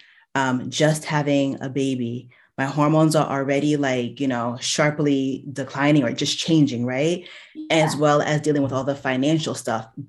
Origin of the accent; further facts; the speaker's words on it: New Jersey, United States; I was born in October in New Jersey